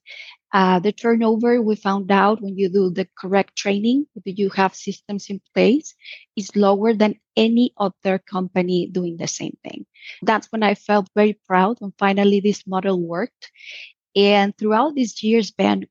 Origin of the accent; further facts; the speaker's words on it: Puerto Vallarta, Jalisco, Mexico; Puerto Vallarta is my hometown. This is where I grew up.